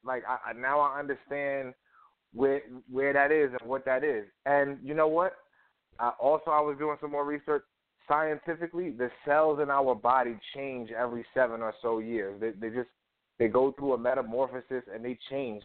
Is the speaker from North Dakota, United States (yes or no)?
no; New York City, New York, United States; I grew up in Harlem